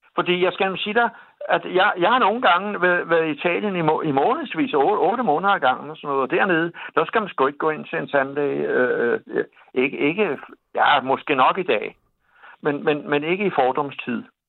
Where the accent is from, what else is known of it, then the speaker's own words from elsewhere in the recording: Copenhagen, Capital Region of Denmark, Denmark; jeg er gammel københavner